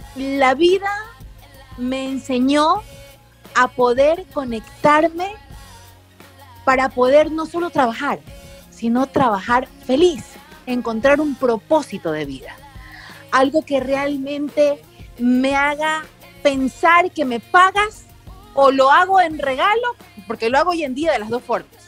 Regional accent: Guayaquil, Guayas, Ecuador; moved away as an adult; also born or lived in United States / Miami; soy guayaquileña

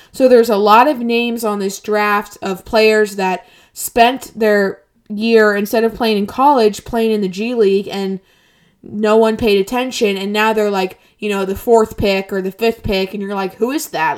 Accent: United States; I'm an American

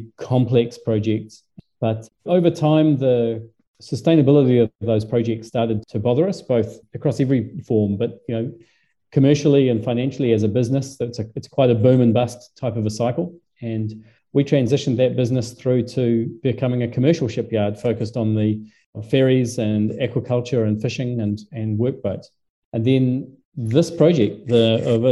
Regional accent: New Zealand; also born or lived in Southampton, England; I'm a Kiwi

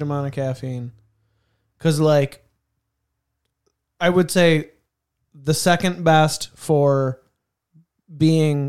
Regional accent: Canandaigua, New York, United States; that's where I was born

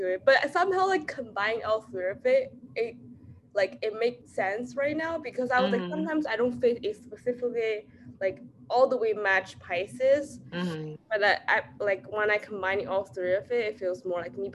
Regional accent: China; moved away; I grew up in China

